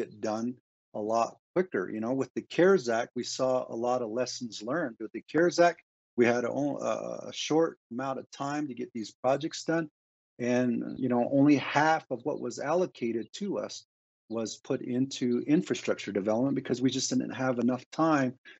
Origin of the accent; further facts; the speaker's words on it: Navajo Nation, United States; we can get our Navajo people running water